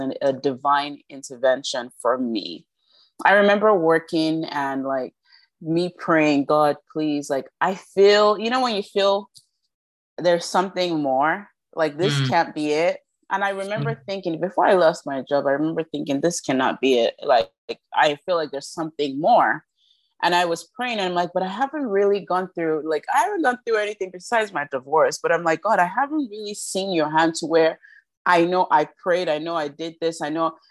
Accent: Nigeria; We're two Nigerian sisters

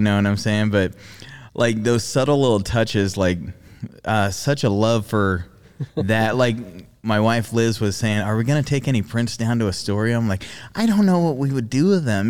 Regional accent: Australia; moved away; I grew up in Australia

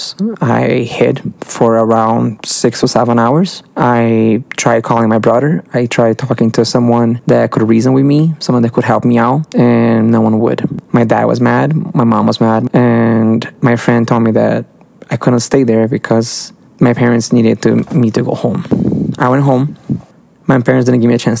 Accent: Brazil; I'm from Brazil

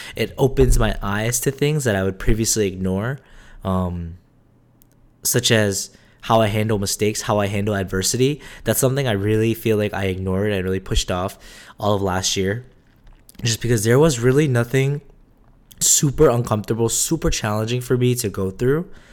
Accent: United States; also born or lived in South Korea; I technically was born in Korea, but majority of my life was born and raised in America

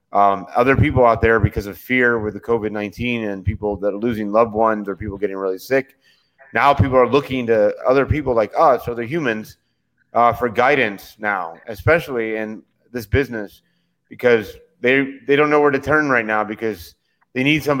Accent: St. Petersburg, Florida, United States; now in Orlando, United States; born and raised in St. Pete

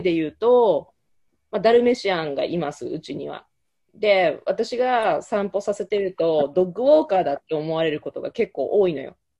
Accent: Japan; moved away as an adult; now in United States; 生まれ育ったのも日本

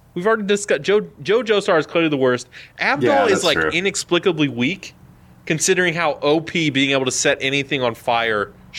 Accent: United States

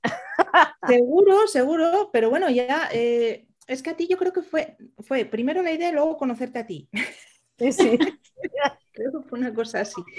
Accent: Asturias, Spain; now in Navarre, Spain; yo soy de Asturias

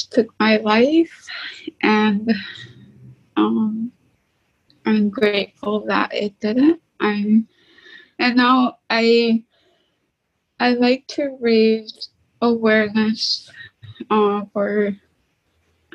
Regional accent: St. Lawrence Island, Alaska, United States; now in Nome, United States; I'm from St. Lawrence Island in Alaska, but I live in Nome

